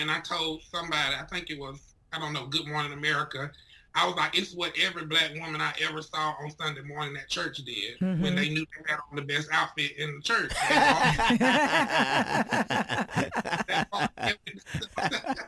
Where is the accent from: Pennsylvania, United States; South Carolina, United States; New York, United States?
South Carolina, United States; Ridgeway; moved away; In Ridgeway, South Carolina.